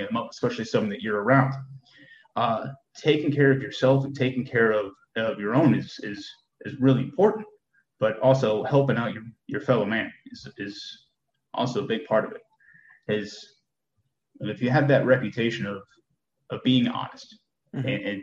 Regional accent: Stamford, Connecticut, United States; moved away as an adult; also born or lived in Germany / New Hampshire / Colorado / Georgia; now in Texas, United States; from where I grew up and you know, from where we grew up in Connecticut and Stanford

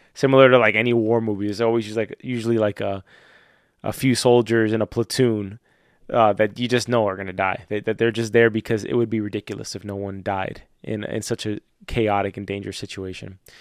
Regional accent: Florida, United States; I'm from Florida

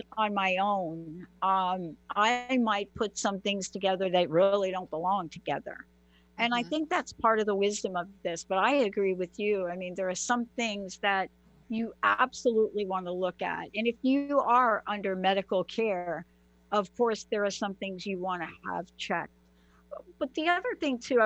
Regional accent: New York City, New York, United States; I'm a girl from the Bronx.

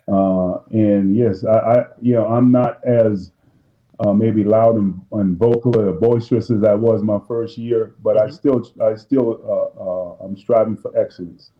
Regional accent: Boston, Massachusetts, United States; also born or lived in Jamaica; growing up in Boston

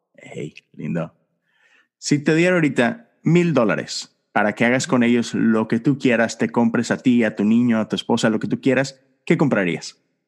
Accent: Monterrey, Nuevo León, Mexico; mi padre, que tiene una pequeña iglesia en Monterrey, de donde yo soy

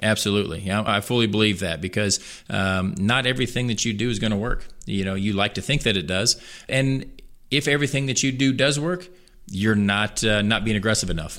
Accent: Columbia, Missouri, United States; I was born and raised in Columbia. Lived here my entire life, all forty-three years

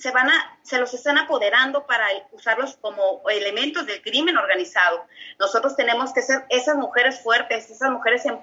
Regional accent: Mexico; Nos quedan pocos días, nosotros del primero al 10 de abril, como los mexicanos acá que, y los extranjeros que vamos a votar en, ante el INE.

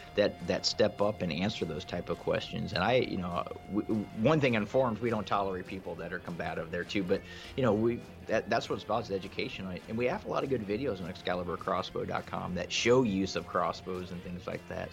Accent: Ohio, United States; I'm from Ohio myself.

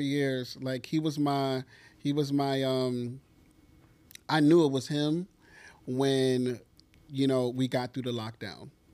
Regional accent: New York, United States; as a New Yorker

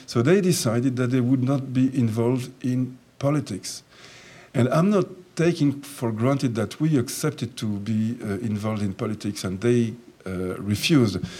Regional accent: France; also born or lived in Jerusalem; I was born in Jerusalem and I was brought up in, in France when I came to France when I was four years of age

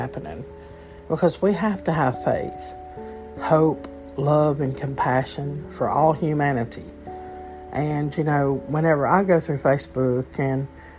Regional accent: Alabama, United States; I'm from Alabama, a small state

